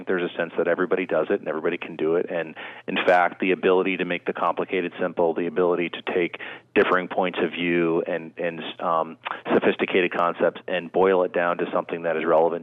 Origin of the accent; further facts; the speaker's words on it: State College, Pennsylvania, United States; moved away; also born or lived in Florida / Washington; I grew up there in State College